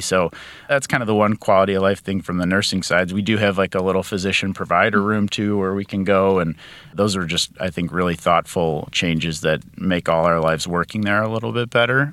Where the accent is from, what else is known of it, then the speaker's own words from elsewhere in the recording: suburbs of Chicago, Illinois, United States; moved away; I grew up in Illinois, suburbs of Chicago